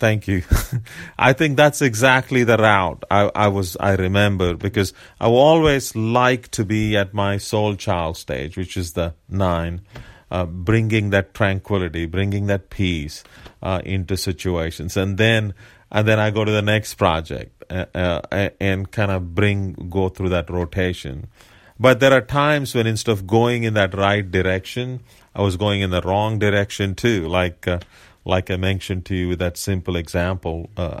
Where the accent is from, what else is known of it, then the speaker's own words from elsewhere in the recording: India; but as an Indian, coming from India, and the type of community I come from